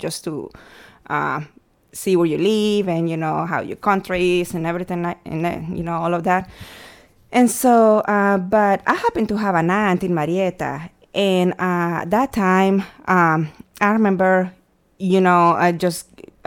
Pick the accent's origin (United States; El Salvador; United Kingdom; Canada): El Salvador; moved away; I was born and raised in El Salvador in April of 1981